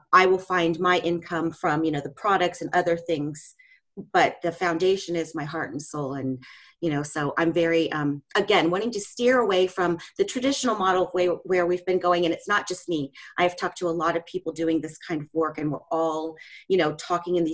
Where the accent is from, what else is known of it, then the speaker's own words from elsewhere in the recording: Ohio, United States; I'm from the United States. I grew up in Ohio